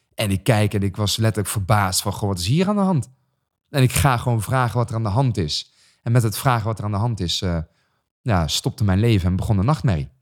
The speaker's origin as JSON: {"language": "Dutch", "town": "Raamsdonksveer", "region": "North Brabant", "country": "Netherlands", "tie": "born or raised there", "said": "gewoon geboren getogen in Brabant"}